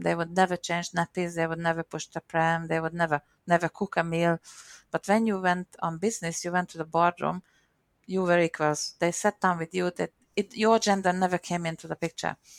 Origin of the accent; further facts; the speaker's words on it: Hungary; accent: Hungarian; first language Hungarian; English is a second language; moved away as an adult; also born or lived in Perth, Australia; now in Sydney, Australia; the Hungarian accent